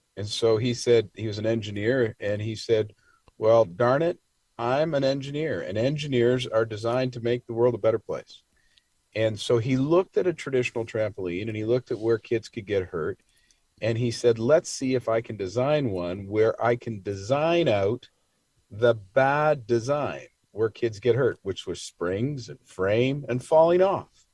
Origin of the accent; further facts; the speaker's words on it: Toronto, Ontario, Canada; I am from Toronto